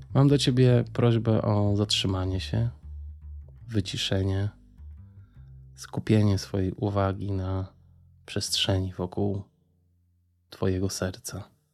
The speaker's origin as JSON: {"language": "Polish", "town": "Warsaw", "region": "Masovian Voivodeship", "country": "Poland", "tie": "born or raised there", "said": "urodziłem się w Warszawie"}